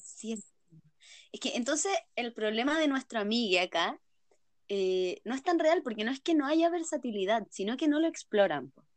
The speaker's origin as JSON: {"language": "Spanish", "town": "San Felipe", "region": "Valparaíso", "country": "Chile", "said": "soy de San Felipe, somos de Chile"}